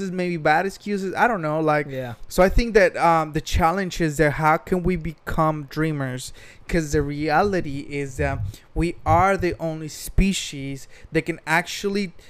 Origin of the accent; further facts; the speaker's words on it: Mexico; moved away as an adult; also born or lived in United States; now in Long Beach, United States; I was born here in the United States. I was raised in Mexico. I moved to the United States when I was 18.